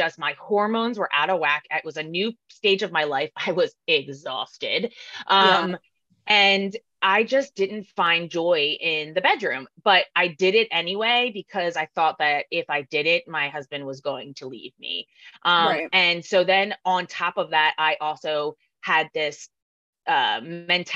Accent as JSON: {"language": "English", "region": "New Jersey", "country": "United States", "moved": "as an adult", "lives_now": "San Diego, United States", "said": "I'm originally from South Jersey"}